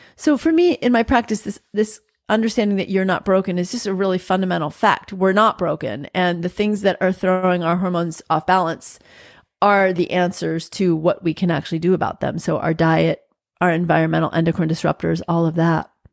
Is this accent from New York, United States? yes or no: yes; New York, United States; growing up in New York, I still say you guys